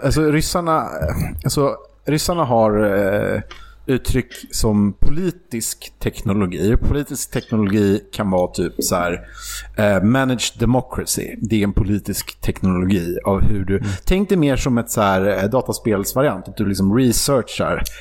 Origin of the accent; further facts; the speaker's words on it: Sweden; som svensk